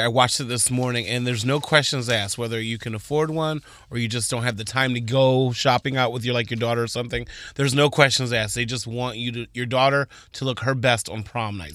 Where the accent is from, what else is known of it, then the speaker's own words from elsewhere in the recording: Texas, United States; I was born in Texas to Donna and Floyd Anderson